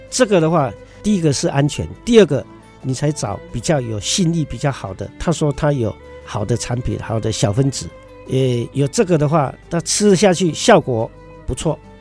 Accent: Taiwan; 我们台湾这边专门出采红宝石，牛樟芝

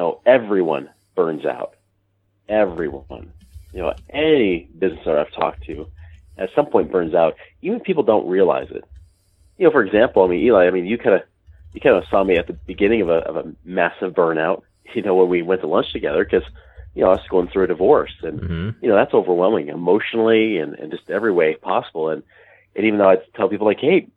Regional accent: Portland, Oregon, United States; moved away as an adult; now in Utah, United States; I'm from the Portland, Oregon area originally, but moved out here to Utah, just south of Salt Lake City, roughly about 16 and a half years ago

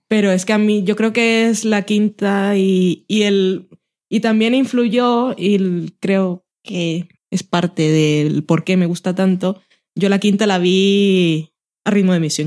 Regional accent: Barranquilla, Atlántico, Colombia; also born or lived in Sabadell; now in Spain; yo crecí en Barranquilla

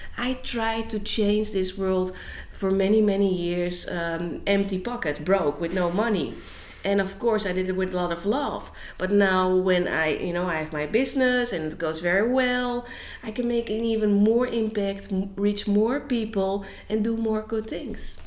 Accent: Netherlands; I am from Holland, and um, in Holland, I work as a business coach

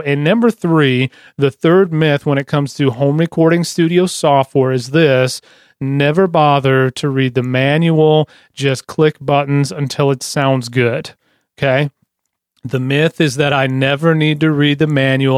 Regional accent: Lansing, Michigan, United States; I'm from Lansing

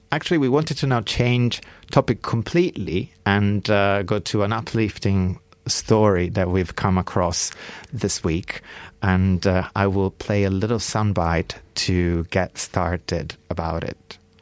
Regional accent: Bra, Piedmont, Italy; now in London, United Kingdom; my hometown of Bra, Italy

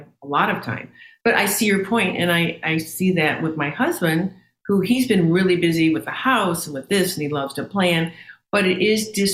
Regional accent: St. Louis, Missouri, United States; moved away; I was born and raised in St. Louis

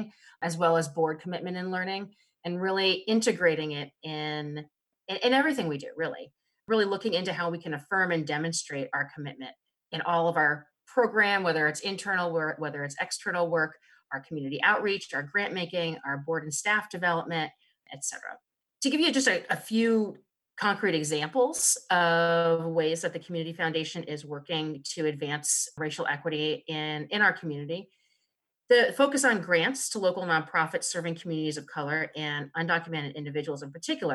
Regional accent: East Coast, United States; moved away as an adult; now in Snohomish County, United States; After growing up in the East Coast

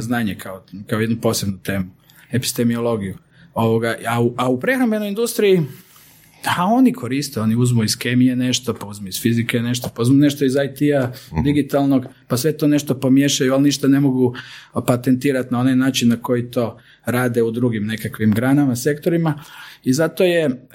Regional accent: Croatia

